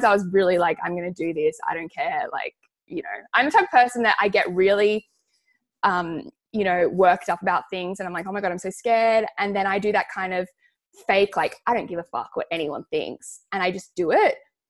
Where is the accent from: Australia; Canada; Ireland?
Australia; Sydney, New South Wales; I grew up on the North Shore.